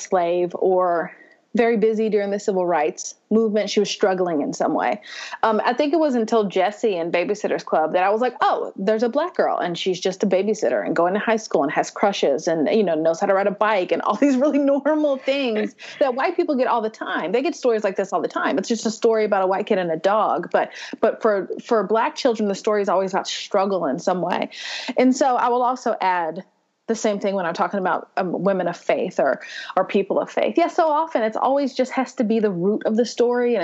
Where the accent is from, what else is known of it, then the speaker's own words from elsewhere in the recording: Louisville, Kentucky, United States; I've lived here my whole life